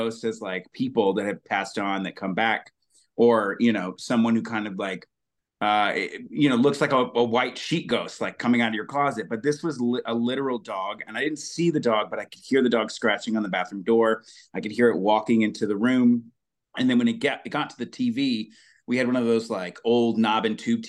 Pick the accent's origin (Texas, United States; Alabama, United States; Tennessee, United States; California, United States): Alabama, United States; growing up in Alabama